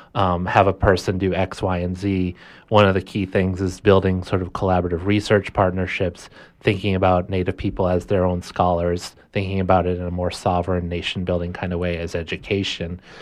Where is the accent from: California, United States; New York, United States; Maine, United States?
Maine, United States; Orono; I was born and raised right here in Maine. Um, I grew up mostly in Orono